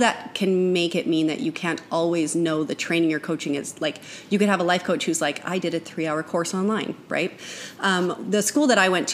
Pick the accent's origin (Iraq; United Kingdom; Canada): Canada; now in United States; I am a Canadian